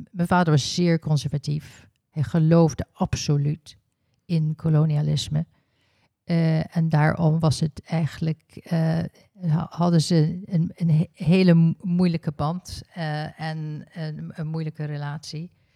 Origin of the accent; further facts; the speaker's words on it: South Africa; Ik ben in Zuid-Afrika geboren